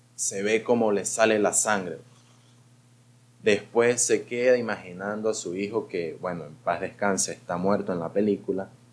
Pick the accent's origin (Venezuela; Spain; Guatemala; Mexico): Venezuela; Gocho, Táchira; soy gocho